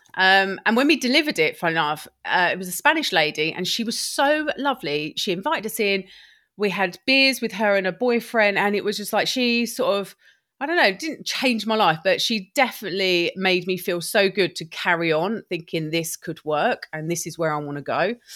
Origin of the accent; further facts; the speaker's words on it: Lewes, South East England, United Kingdom; moved away as an adult; also born or lived in Brighton / Shropshire; I'm from Lewis